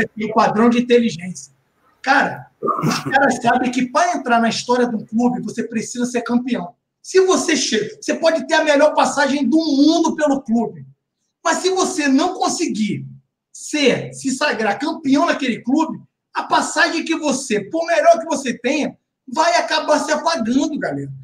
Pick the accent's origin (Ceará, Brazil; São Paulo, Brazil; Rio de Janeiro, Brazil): Rio de Janeiro, Brazil; Baixada Fluminense; eu cresci em comunidade carente, cresci na Baixada Fluminense com muito orgulho